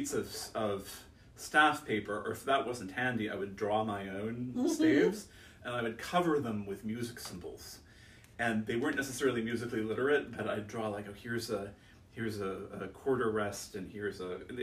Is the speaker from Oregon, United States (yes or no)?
yes; Silverton, Oregon, United States; I grew up in Silverton, Oregon, a small town 15 miles away from Salem